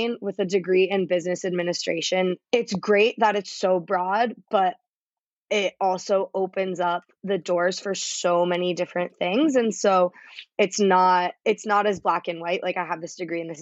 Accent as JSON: {"language": "English", "town": "Bethesda", "region": "Maryland", "country": "United States", "said": "I am from right outside of DC. I'm from Bethesda, Maryland"}